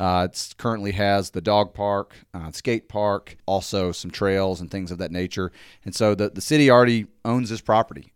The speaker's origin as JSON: {"language": "English", "town": "Jackson", "region": "Mississippi", "country": "United States", "moved": "as an adult", "lives_now": "Hernando, United States", "said": "originally, uh, I'm from Jackson, Mississippi"}